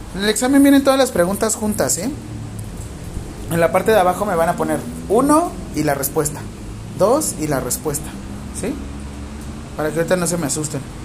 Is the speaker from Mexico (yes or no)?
yes; Mexico; a mí como mexicano